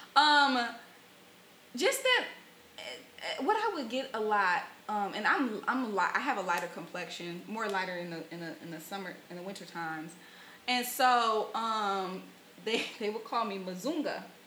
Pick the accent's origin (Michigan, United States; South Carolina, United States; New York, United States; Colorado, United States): Michigan, United States; Flint; I grew up in Flint, Flint, mm-hmm. Michigan